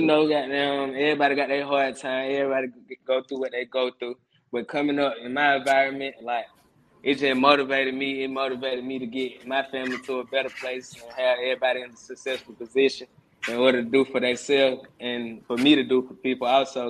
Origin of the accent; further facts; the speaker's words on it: Atlanta, Georgia, United States; I was born and raised on the west side of Atlanta, Georgia